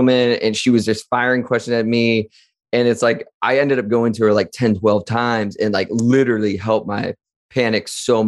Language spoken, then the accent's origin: English; Wadsworth, Ohio, United States; growing up in Wadsworth, Ohio in the late 90s, early 2000s